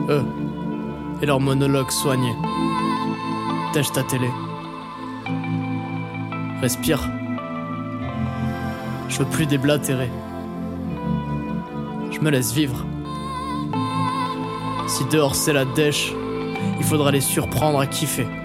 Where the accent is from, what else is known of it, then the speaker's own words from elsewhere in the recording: Chartres, Centre-Val de Loire, France; j'ai je ans, Je viens de Chartres.